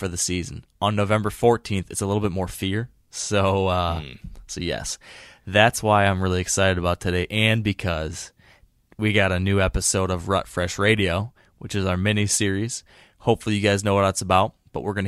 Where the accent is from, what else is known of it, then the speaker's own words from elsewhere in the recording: Michigan, United States; my home state of Michigan